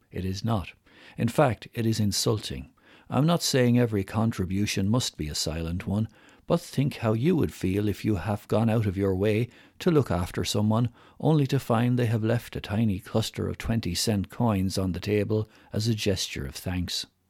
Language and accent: English; Ireland; accent: strong Irish; my strong Irish accent